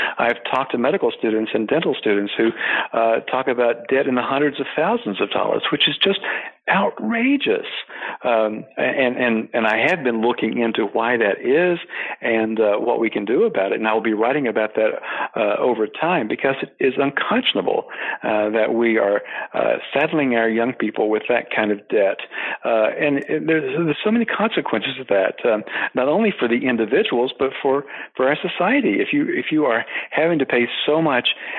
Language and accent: English; eastern Tennessee, United States; moved away as an adult; also born or lived in Washington; I grew up on a small farm in eastern Tennessee